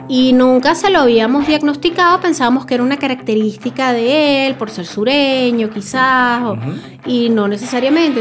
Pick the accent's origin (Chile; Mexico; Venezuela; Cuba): Venezuela